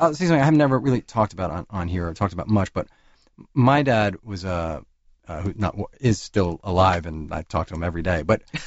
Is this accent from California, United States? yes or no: no; New York, United States; I grew up living in New York.